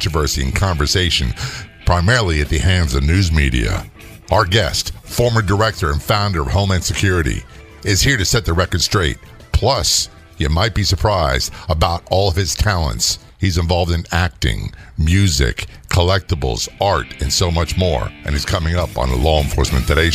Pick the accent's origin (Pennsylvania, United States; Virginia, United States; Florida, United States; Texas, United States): Florida, United States; Calling us from my home state, Florida.